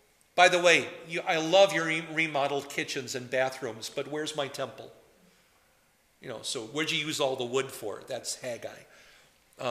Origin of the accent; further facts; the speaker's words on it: Poynette, Wisconsin, United States; now in New Ulm, United States; I may come from Poinette, Wisconsin, and some of you know that I come from Poinette, Wisconsin